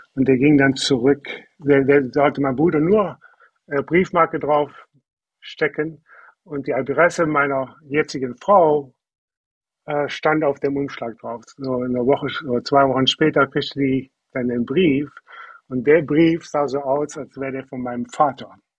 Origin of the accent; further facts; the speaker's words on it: Germany; moved away as an adult; also born or lived in Wisconsin, United States; now in United States; Ich bin in, in Döken auf einem, auf einem Bauernhof aufgewachsen